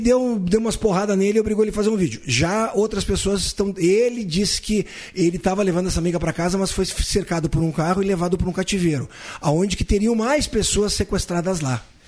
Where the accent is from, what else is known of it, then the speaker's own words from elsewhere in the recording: Caxias do Sul, Rio Grande do Sul, Brazil; now in Santa Cruz do Sul, Brazil; eu sou de Caxias do Sul, natural de Caxias do Sul, estou há mais de 40 anos aqui em Santa Cruz do Sul